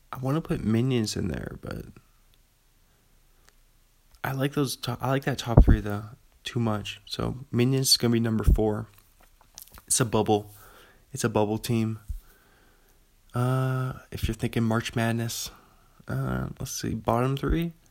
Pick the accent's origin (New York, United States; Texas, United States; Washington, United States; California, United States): Washington, United States; Pullman; I'm from Pullman. Still sitting in my apartment room looking out the window from the second floor of a coffee house uh, across the street from Washington State University over here.